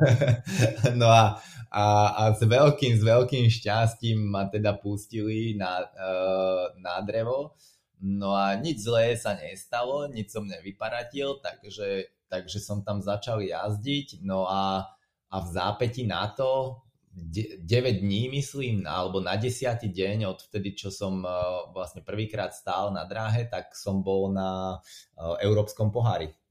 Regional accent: Slovakia; moved away as an adult; also born or lived in England; now in United Kingdom; ja som zostal zo Slovenska v Anglicku

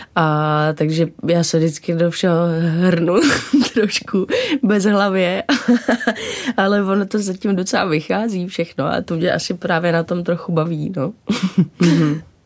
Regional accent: Dobřichovice, Central Bohemian Region, Czechia; also born or lived in New York; Já jsem vyrůstala od tří v Dobřichovicích, což je kousek od Prahy

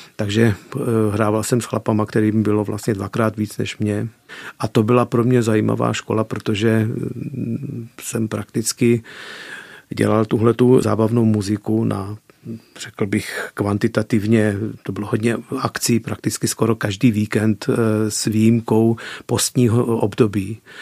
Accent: Peregu Mare, Arad County, Romania; first language Czech; moved away as an adult; now in Czech Republic; Vyrůstal jsem v české komunitě, která se nachází ve vesnici Velký Perek nebo Peregu Mare rumunsky

